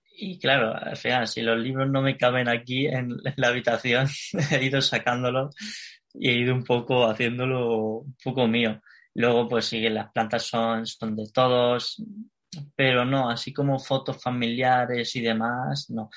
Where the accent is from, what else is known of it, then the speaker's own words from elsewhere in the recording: Alicante, Valencian Community, Spain; moved away as an adult; now in Madrid, Spain; yo soy de Alicante, ¿vale? Y a la hora de venir a Madrid, que ya hace tres años y medio